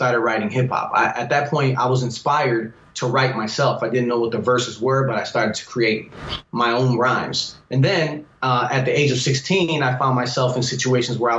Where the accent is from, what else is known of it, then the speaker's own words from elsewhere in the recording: Chicago, Illinois, United States; growing up in the Humble Park area